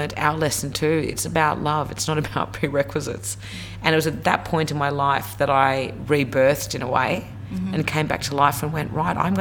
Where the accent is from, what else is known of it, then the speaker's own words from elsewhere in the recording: Tasmania, Australia; moved away; also born or lived in Sydney; I grew up in Tassie, you're right, I was the only brown little girl in Tasmania